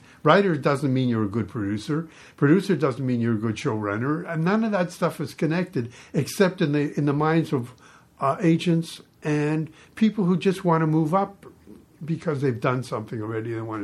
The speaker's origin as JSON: {"language": "English", "town": "Toronto", "region": "Ontario", "country": "Canada", "tie": "born or raised there", "moved": "as an adult", "said": "I was born in Toronto"}